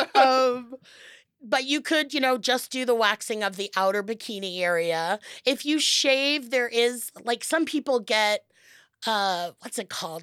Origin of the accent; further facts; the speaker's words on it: Los Angeles, California, United States; I, I'm from Los Angeles